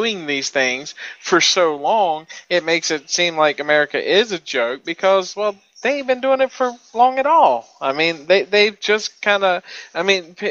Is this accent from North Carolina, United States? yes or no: yes; North Carolina, United States; I'm from North Carolina